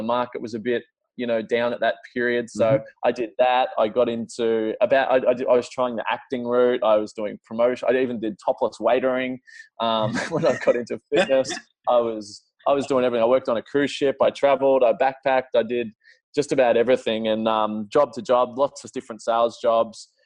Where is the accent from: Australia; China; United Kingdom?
Australia; Melbourne, Victoria; I grew up in Melbourne, so south tip